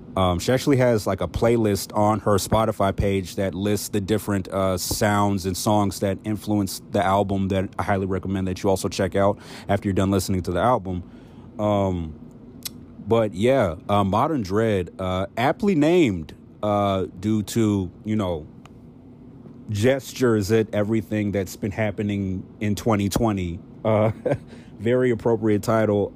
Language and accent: English; Silver Spring, Maryland, United States; I'm from Silver Spring, Maryland